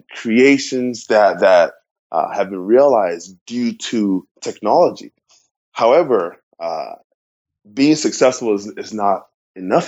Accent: Ghana; moved away as an adult; now in United States; I'm originally from Ghana, West Africa

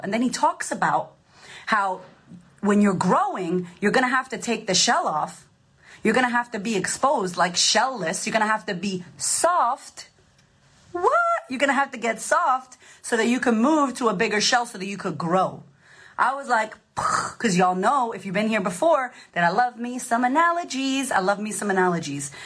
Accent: Boston, Massachusetts, United States; Growing up, I grew up in Boston.

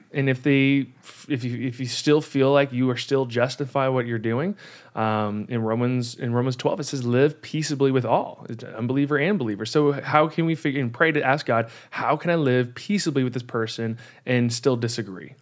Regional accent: California, United States; I'm a Californian and I say y'all.

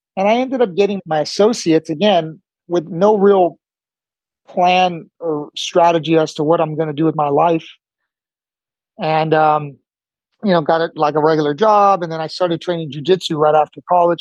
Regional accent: El Monte, California, United States; also born or lived in Cuba; i grew up in california basically my whole life

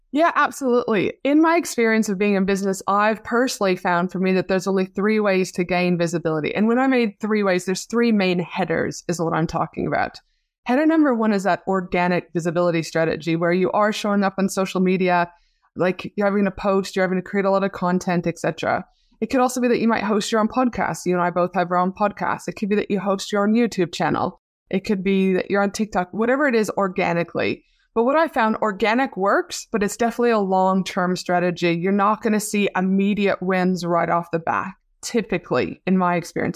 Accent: Canada; now in Australia; my hometown back in Canada.

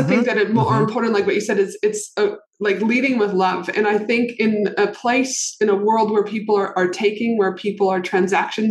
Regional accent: Canada; moved away as an adult; also born or lived in United States; I'm from Canada, but I've lived in America where I was a licensed clinical social worker

